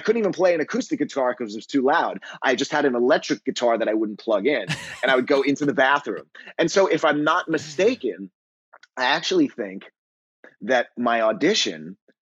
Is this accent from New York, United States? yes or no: yes; New York City, New York, United States; also born or lived in Long Island; I grew up in New York, in New York City and on Long Island